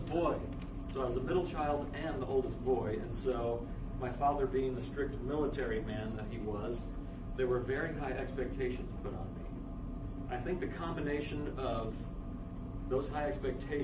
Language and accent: English; Virginia, United States; moved away as an adult; also born or lived in San Diego / Utah; I grew up in Virginia, born and raised